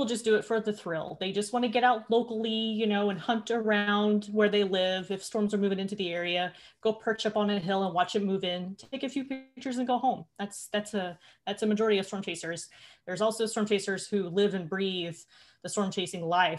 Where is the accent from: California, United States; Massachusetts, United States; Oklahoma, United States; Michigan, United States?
Oklahoma, United States; I'm from Oklahoma, so I grew up in weather